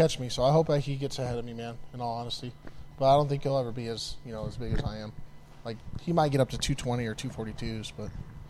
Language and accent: English; Iowa, United States; moved away; Yeah, I'm originally from Iowa, Iowa, so that's where I grew up.